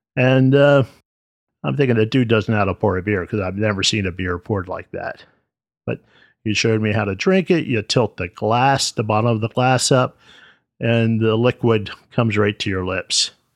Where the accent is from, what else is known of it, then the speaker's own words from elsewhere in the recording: United States; I was born here in the States